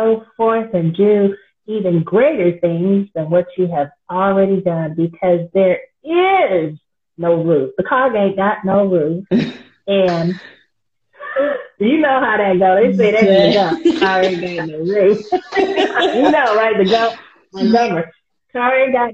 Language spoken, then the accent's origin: English; San Francisco, California, United States; I was born and raised in San Francisco, California.